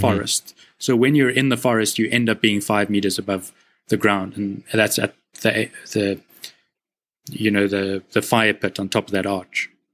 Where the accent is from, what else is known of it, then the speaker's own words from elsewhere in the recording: South Africa; as a South African, like a white male South African, I've grown up like I was born on the right side of a seriously unfair society